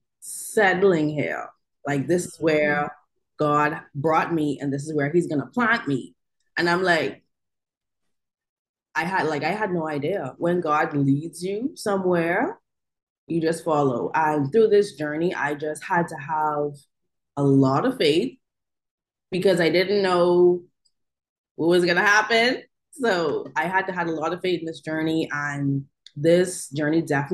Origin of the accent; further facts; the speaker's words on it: Bahamas; now in Oklahoma City, United States; I am from the Bahamas. I recently reside in Oklahoma City.